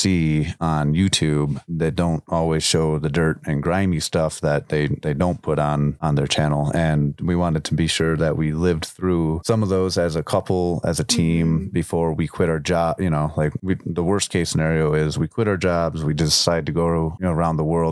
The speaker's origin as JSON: {"language": "English", "town": "Chicago", "region": "Illinois", "country": "United States", "said": "I'm from Chicago"}